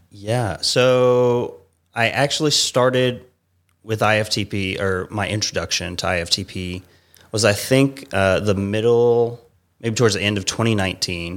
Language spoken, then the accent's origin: English; Savannah, Georgia, United States; moved away as an adult; also born or lived in Atlanta, Georgia; now in California, United States; originally from Savannah, Georgia.